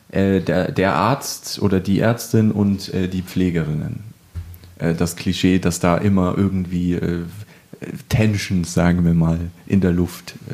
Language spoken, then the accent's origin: German; Rhineland, Germany; Pommes Schranke, ich bin Rheinländer.